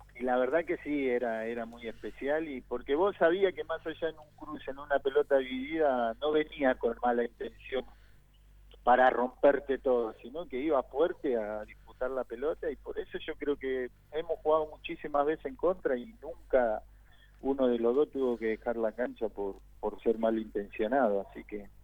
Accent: near the Almirante Brown ground, Buenos Aires, Argentina; yo soy hincha de Almirante Brón porque vivía a 20 cuadras de la cancha y mi papá me llevaba a la cancha cuando Ruchi era de tierra

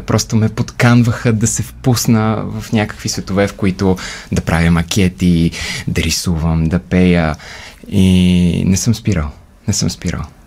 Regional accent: Bulgaria; also born or lived in United Kingdom; горд като българин

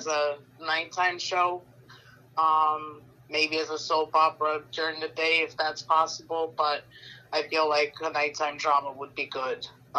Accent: New York, United States; I'm from New York.

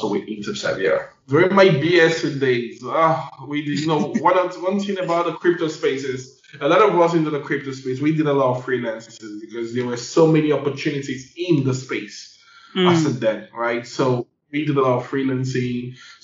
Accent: Nigeria; Of course, I'm Nigerian. We come from a country whereby financial inclusion is very, very poor

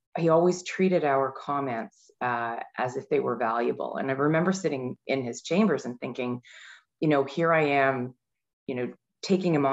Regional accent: Mississauga, Ontario, Canada; I grew up in Mississauga

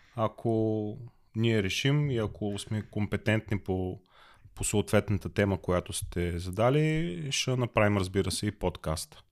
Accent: Bulgaria; now in Germany; аз като българин

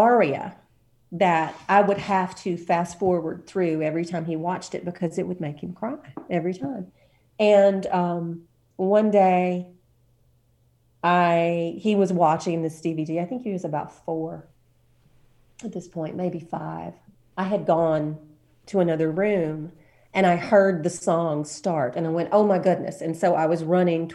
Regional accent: Washington County, Alabama, United States; moved away as an adult; also born or lived in Monroeville, Alabama / New York City; But I was raised in Washington County

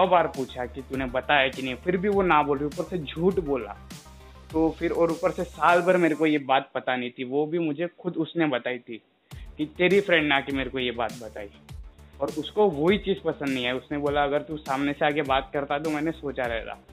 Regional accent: Rajasthan, India; मैं मारवाड़ी हूँ तो मेरे को पूरी प्रॉपर मारवाड़ी मिली

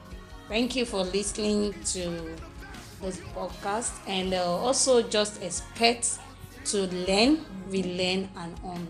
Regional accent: Kwara, Nigeria; Though I'm from Kwara State.

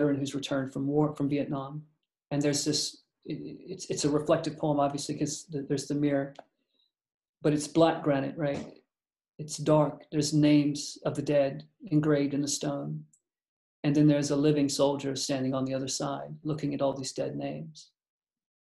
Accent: the South, United States; I was from the South

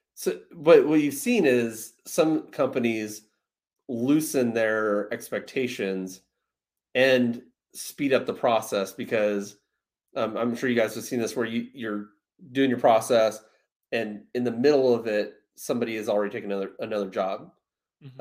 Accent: Rockford, Illinois, United States; I'm from Rockford

